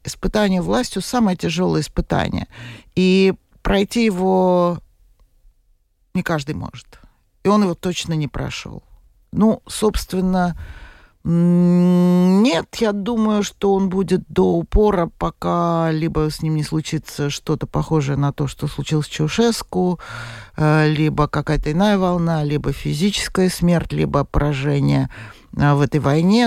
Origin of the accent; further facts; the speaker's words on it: Moscow, Russia; moved away as an adult; Я москвичка. Э, я там родилась, выросла и проработала, извините меня, до пенсии.